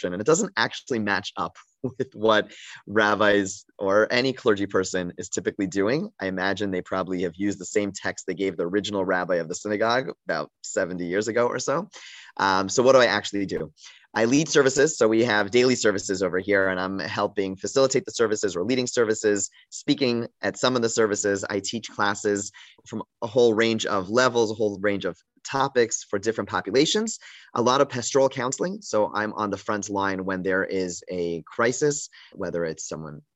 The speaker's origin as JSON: {"language": "English", "country": "Canada", "also_born_or_lived": "Montreal, Canada / Toronto, Canada", "moved": "as an adult", "lives_now": "Baltimore, United States", "said": "I am from Canada. I lived in Montreal and Toronto."}